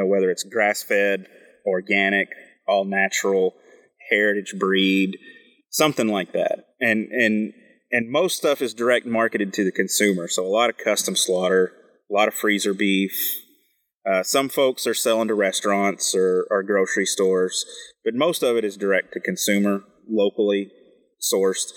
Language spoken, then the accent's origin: English; West Virginia, United States; now in Maine, United States; I grew up in West Virginia